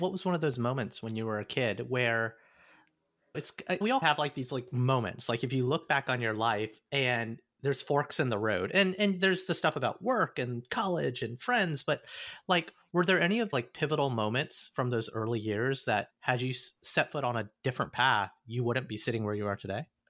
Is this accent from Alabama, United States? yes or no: yes; Alabama, United States; growing up in Alabama